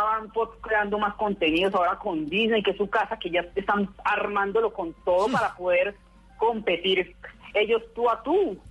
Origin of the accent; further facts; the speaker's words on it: Armenia, Quindío, Colombia; now in Pereira, Colombia; Yo vivo en Pereira, pero yo nací en Armenia